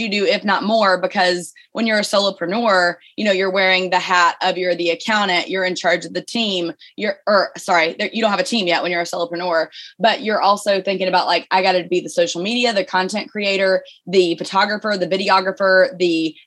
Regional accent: Birmingham, Alabama, United States; You probably heard my accent. I'm from Birmingham, Alabama.

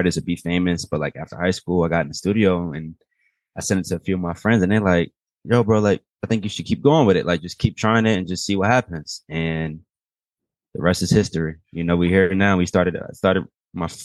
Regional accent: Atlanta, Georgia, United States; also born or lived in Baltimore, Maryland; West Baltimore was where I stayed at until like about 5 years old. And then ended up moving out here. And I've been here since. I've been here for years. So I'm from Atlanta too.

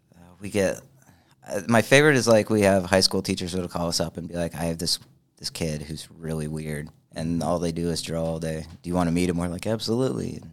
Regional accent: Richmond, United States; moved away; I was born in Richmond

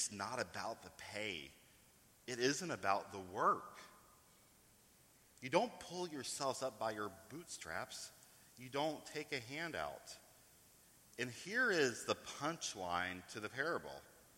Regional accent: East Coast, United States; also born or lived in New York; I come from the East Coast. I still live in New York

